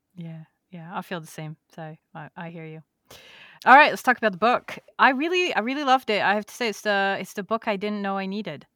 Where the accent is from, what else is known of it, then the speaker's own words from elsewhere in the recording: France; now in United States; growing up in France